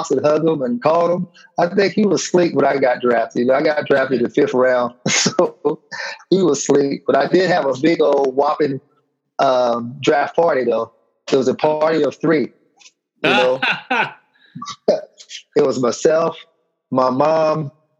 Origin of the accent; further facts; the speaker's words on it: Michigan, United States; born there; Yeah, so I was born in Michigan